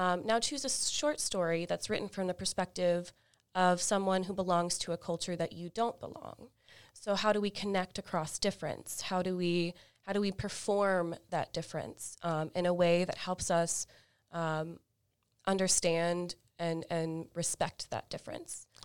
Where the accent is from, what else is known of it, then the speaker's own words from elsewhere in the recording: Fort Walton Beach, Florida, United States; also born or lived in Tampa, Florida; I am originally from Florida, uh, the Panhandle of Florida in Fort Walton Beach, a small, smallish beach town.